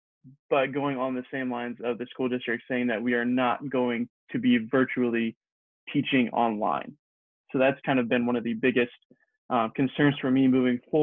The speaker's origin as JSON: {"language": "English", "region": "Pennsylvania", "country": "United States", "said": "I am from Pennsylvania"}